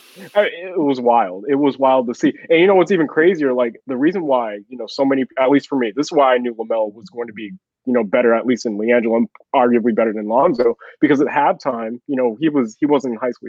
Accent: Chino Hills, California, United States; now in Texas, United States; I grew up in Chino Hills

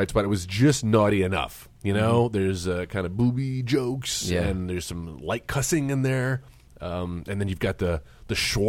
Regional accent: Texas, United States; Listen, I grew up in South Texas.

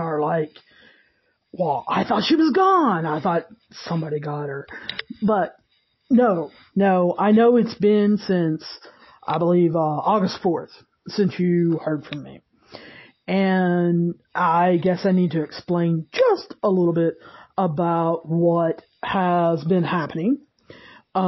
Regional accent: the South, United States; I'm from the South. There's actually a town called St. Albans that's, I don't know, 10 minutes from me.

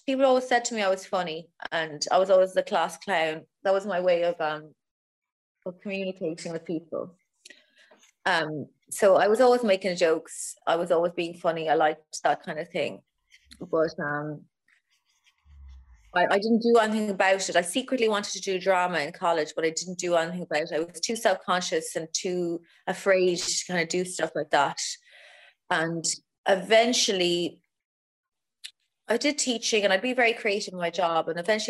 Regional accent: East of England, United Kingdom; accent: Essex; It's kind of, mine is more Essex, my accent. But in Ireland, people find it fucking amazing.

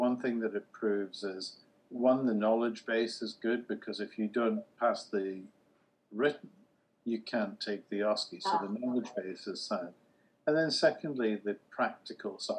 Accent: United Kingdom; I'm the first non-American keynote speaker and I'm British

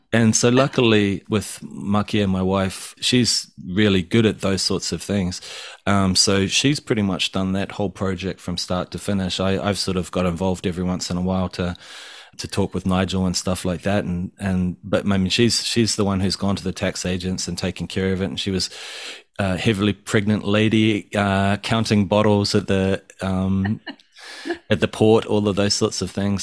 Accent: Tauranga, Bay of Plenty, New Zealand; moved away as an adult; also born or lived in Australia; now in Japan; growing up in Tauranga, which is just like a total paradise

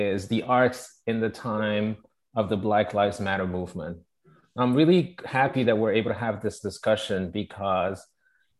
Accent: Togo; also born or lived in Paris, France / London, United Kingdom; now in New York, United States; I am from Togo. I was born in Togo, raised in Togo, but then I grew up a lot in Paris and London

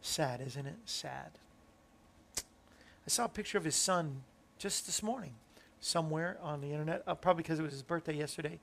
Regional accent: Hyannis, Massachusetts, United States; I am from Hyannis

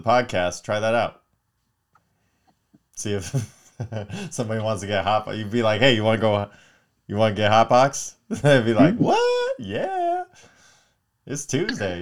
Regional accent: Palmdale, California, United States; we grew up in Palmdale

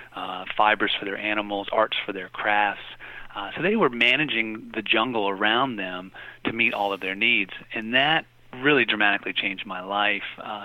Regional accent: Appalachia, United States; also born or lived in Latin America; now in Frederick, United States; I'm originally from Appalachia

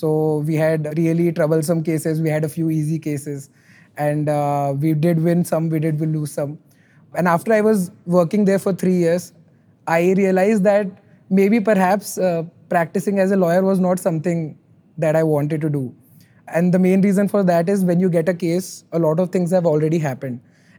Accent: Rajasthan, India; English is a second language; also born or lived in Delhi; I was born and brought up in Rajasthan, and I moved quite a lot during my life. And finally, in terms of my education, I came to Delhi to do law.

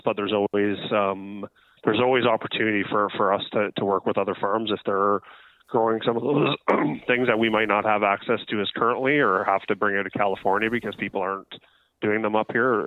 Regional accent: Ontario, Canada; now in British Columbia, Canada; I'm from Ontario.

